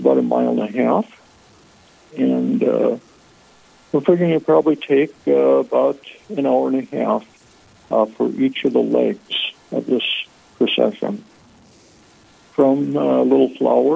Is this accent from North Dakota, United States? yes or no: yes; New England, North Dakota, United States; now in Minot, United States; I grew up in New England, North Dakota